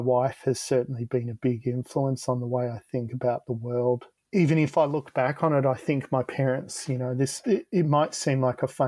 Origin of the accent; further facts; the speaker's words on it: Frankston, Victoria, Australia; we're from Frankston, so it can be pretty rough around here